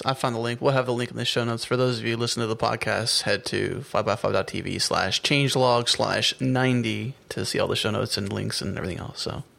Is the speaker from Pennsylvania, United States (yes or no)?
yes; Pittsburgh, Pennsylvania, United States; originally born and raised in the Pittsburgh area.